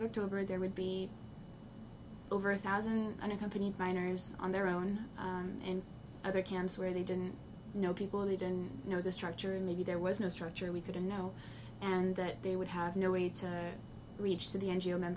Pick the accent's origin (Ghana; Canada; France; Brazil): France; moved away; I grew up in France